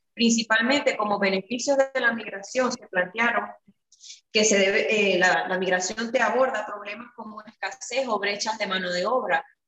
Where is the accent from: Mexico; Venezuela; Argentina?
Venezuela; moved away as an adult; now in Curaçao; cuando salí de Venezuela, llego aquí